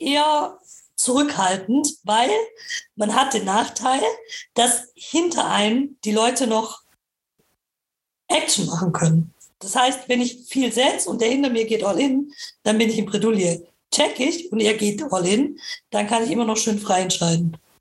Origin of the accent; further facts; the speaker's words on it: Nürtingen, Baden-Württemberg, Germany; ich komme auch aus Nürtingen.